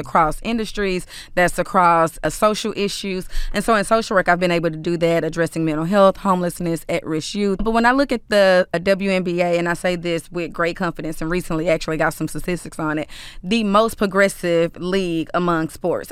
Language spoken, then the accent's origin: English; Dallas, Texas, United States; I'm from Dallas. I'm from South Oak Cliff. So, I've benefited from those resources as a young child